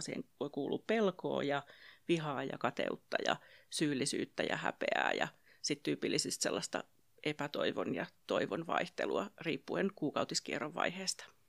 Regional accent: Pirkanmaa, Finland; mä olen täältä Pirkanmalta kotoisin ja asun perheeni kanssa Tampereella

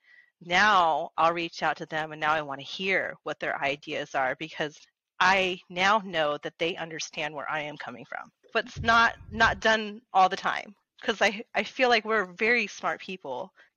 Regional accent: Las Vegas, Nevada, United States; I grew up here in Vegas

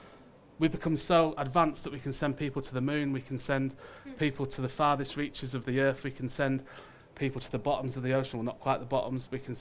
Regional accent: United Kingdom; but just us as Brits, had been at war in conflict for every day

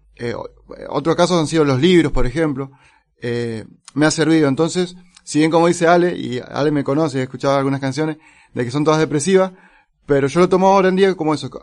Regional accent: Neuquén, Argentina; also born or lived in San Rafael, Mendoza; now in Mendoza, Argentina; yo nací en San Rafael, y a los poquitos días me llevaron para Neuquén. Y ahí viví casi toda mi vida

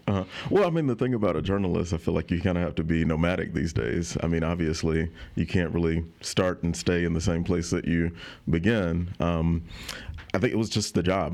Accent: Autauga County, Alabama, United States; moved away as an adult; now in Baton Rouge, United States; I grew up in Otago County.

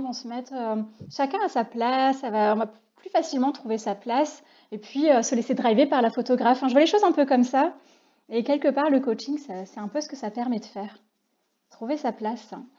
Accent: Reims, Grand Est, France; nous sommes toutes les trois des rémoises

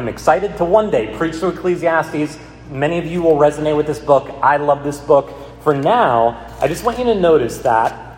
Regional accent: United States; As American Christians

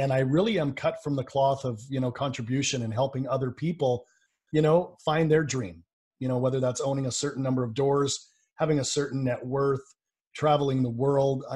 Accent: Vancouver, British Columbia, Canada; I'm from Vancouver, British Columbia, Canada, so I'm Canadian.

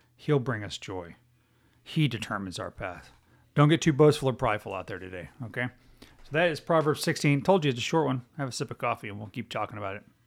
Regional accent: Texas, United States; I'm a United States citizen, before I am a Texan

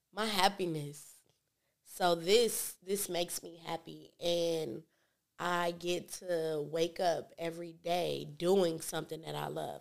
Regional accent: Hawthorne, California, United States; I grew up in Hawthorne, but my daddy and my mama they from the East Side

